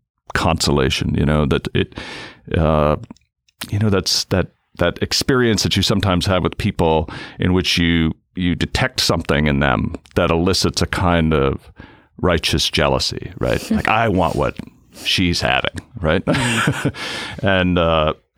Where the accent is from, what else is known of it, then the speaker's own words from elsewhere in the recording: Cape Cod, Massachusetts, United States; also born or lived in Boston; I grew up in Cape Cod in an Irish Catholic family